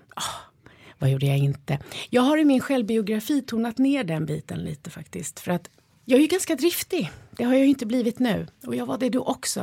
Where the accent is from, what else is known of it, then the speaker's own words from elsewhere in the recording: Stockholm, Stockholm County, Sweden; also born or lived in Spain; jag är ju uppväxt i Skärholmen